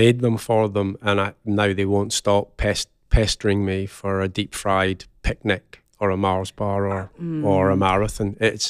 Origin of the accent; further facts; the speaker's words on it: Scotland, United Kingdom; moved away as an adult; now in Birmingham, United Kingdom; No, I'm Scottish.